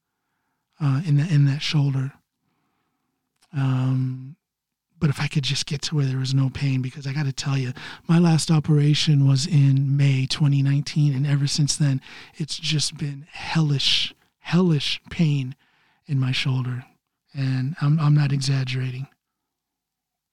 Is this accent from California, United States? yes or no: no; Ohio, United States; now in Norway; my home state of Ohio